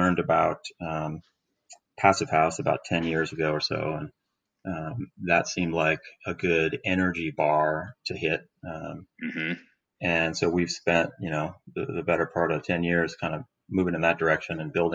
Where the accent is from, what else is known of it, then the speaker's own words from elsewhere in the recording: Seattle, Washington, United States; I'm from Seattle. I lived here my whole life